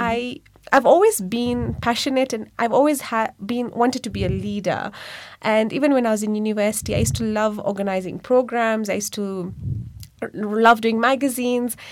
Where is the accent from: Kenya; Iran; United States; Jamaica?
Kenya; also born or lived in India; I'm born and brought up in Kenya